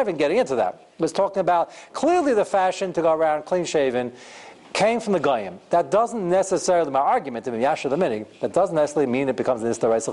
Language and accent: English; United States; I'm not only as American as everybody here being a citizen, I'm more American. I've been here longer than you have, more generations.